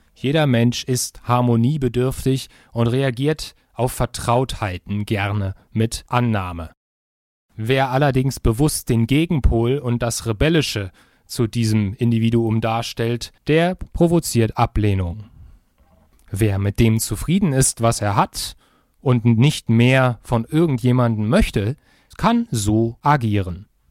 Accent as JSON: {"language": "German", "country": "Germany", "said": "ich als Deutscher kann ungefähr ein Wort Russisch"}